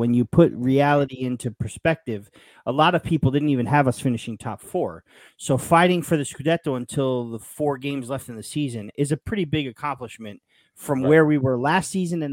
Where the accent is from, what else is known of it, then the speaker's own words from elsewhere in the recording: Yonkers, New York, United States; I'm from Yonkers, New York, born to a Napolitan father who follows the team